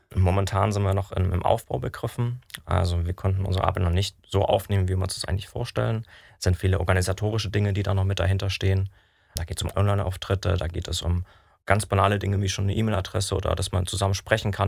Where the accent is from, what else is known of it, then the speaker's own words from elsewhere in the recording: Dresden, Saxony, Germany; moved away; ich komme ursprünglich aus Dresden